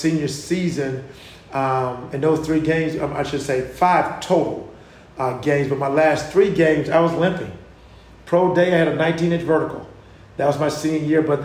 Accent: South Hill, Virginia, United States; I'm born and raised in South Hill, Virginia.

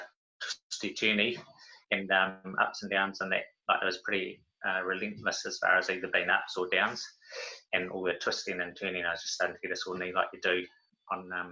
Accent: Waikato, New Zealand; born or raised there; also born or lived in Auckland

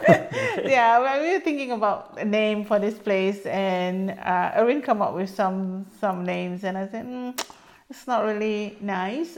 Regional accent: Singapore; also born or lived in Canada; now in Champlain, United States; I was from Singapore, bred and uh, raised there before I come to North America.

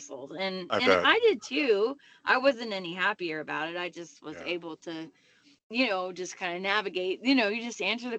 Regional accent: Texas, United States; I was born in Texas, and they can't take that away from me. Yeah. I'm like six generations deep in there.

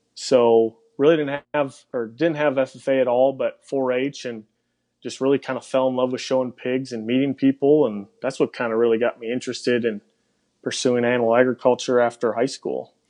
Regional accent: Cedarburg, Wisconsin, United States; accent: Wisconsin; moved away; originally from Cedarburg, Wisconsin

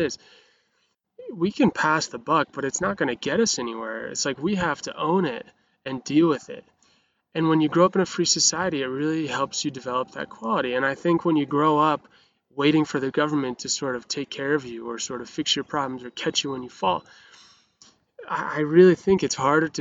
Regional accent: Montana, United States; I grew up in Montana, which is the freest place on the whole planet

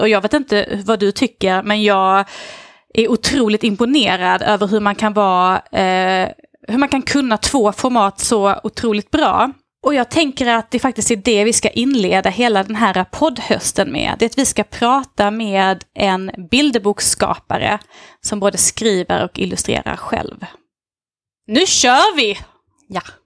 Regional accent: Lund, Skåne, Sweden; Jag kommer från Lund, eller bor egentligen strax utanför på landet

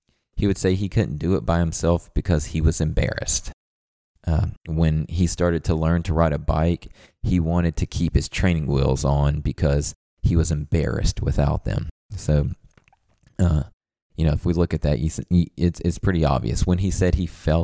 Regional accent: the South, Southern United States, United States; as a Southerner

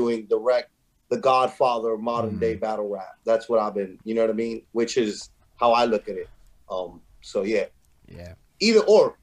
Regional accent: New York City, New York, United States; growing up in the Bronx

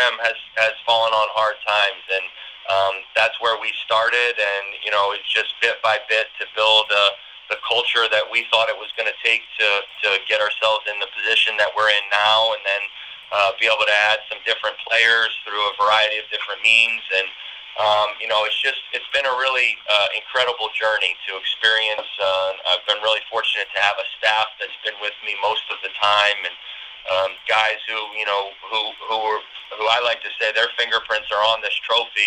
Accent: Philadelphia, Pennsylvania, United States; moved away as an adult; now in Central New York, United States; I come from Philadelphia area

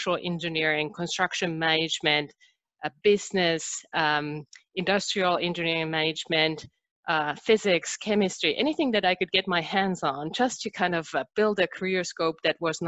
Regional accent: Finland; English is a second language; moved away as an adult; now in United States; I'm originally from Finland, and I moved to United States 5 years ago

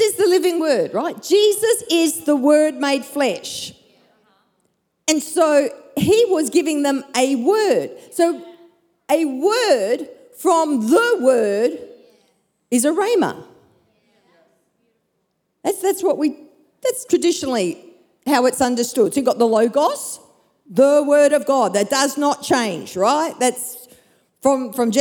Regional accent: Perth, Western Australia, Australia; moved away as an adult; also born or lived in Brisbane; my hometown of Perth, back to my family

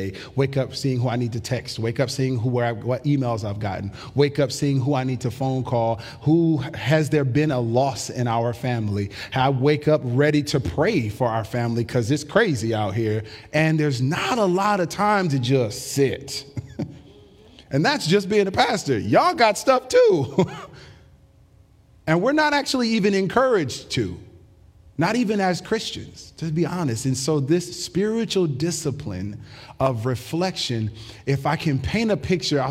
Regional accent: United States; American human beings

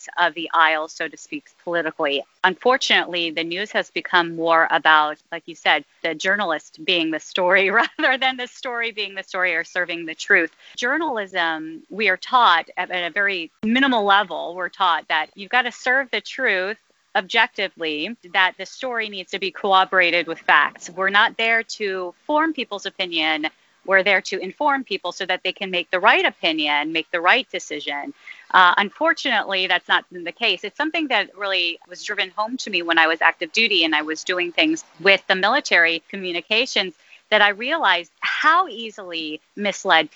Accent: United States; now in Rome, Italy; I am from the States.

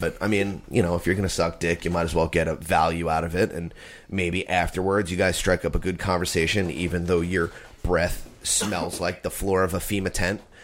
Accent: United States; I was born in the United States of America.

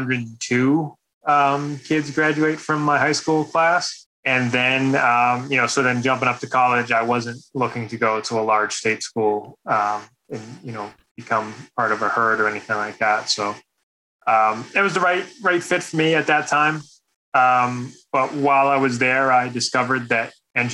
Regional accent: Boston, Massachusetts, United States; moved away; also born or lived in Indianapolis; I was born and raised in Boston, Massachusetts

